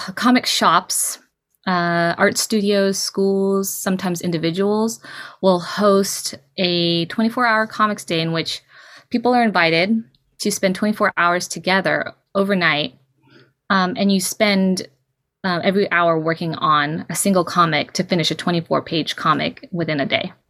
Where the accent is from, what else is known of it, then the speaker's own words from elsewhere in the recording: Bay Area, California, United States; also born or lived in Bataan, Philippines; I was raised in California in the Bay Area